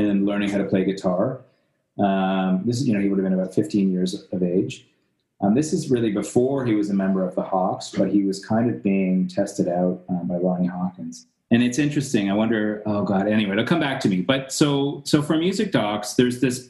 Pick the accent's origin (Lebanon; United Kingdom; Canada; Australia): Canada; growing up as a Canadian